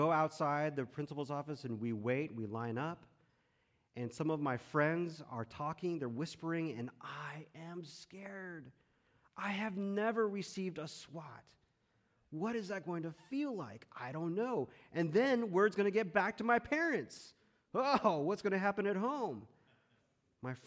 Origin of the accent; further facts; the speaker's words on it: Texas, United States; born or raised there; also born or lived in Chicago, Illinois, United States